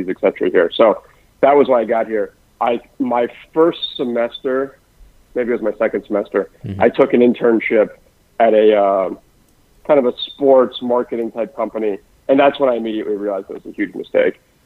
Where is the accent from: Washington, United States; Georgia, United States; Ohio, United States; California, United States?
Georgia, United States; moved away; also born or lived in New York; I grew up in Georgia, so It was pretty far from the industry